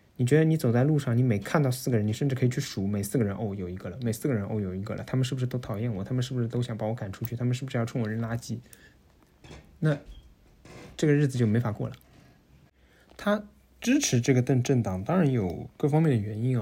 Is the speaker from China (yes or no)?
yes; Shanghai, China; moved away as an adult; now in Netherlands; 我作为上海人